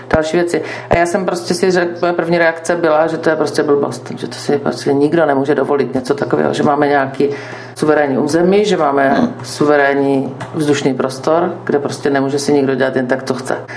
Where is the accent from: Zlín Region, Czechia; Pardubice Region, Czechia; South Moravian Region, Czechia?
South Moravian Region, Czechia; Brno; v Brně eh, jsem se narodila, vystudovala, žiju, mám, mám zde rodinu